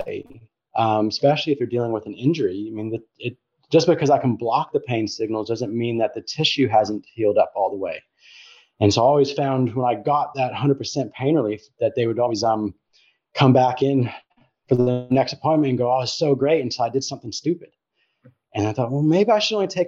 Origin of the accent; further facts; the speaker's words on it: Colorado, United States; moved away; I grew up in the States, in Colorado.